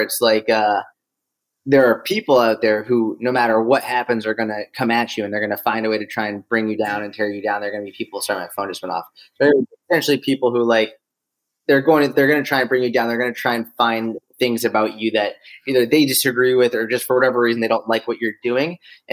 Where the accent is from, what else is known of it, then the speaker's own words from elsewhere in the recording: Boston, Massachusetts, United States; also born or lived in Israel / Delaware / Tel Aviv; now in New York, United States; I grew up in Boston. I grew up in a suburb of Boston